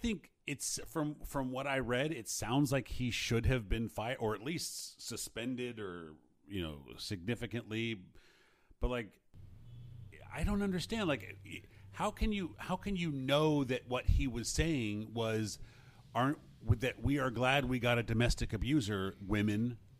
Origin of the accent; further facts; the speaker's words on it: Los Angeles, California, United States; I remember I grew up in the Fairfax district of L.A. I was 3 years there